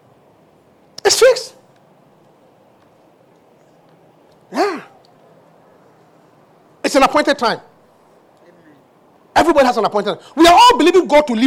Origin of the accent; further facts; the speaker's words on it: Obuasi, Ashanti, Ghana; moved away; I was born in Obuasi, Africa.